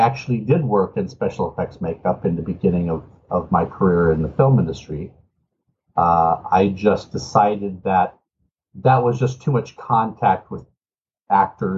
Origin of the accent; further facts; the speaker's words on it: Los Angeles, California, United States; also born or lived in Richmond, Virginia; I was born in Richmond, Virginia. And then at the ripe old age of two, my parents decided to move our entire family to Los Angeles.